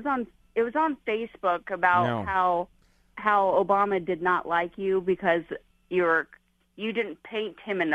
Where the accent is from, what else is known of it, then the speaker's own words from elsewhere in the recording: United States; As an American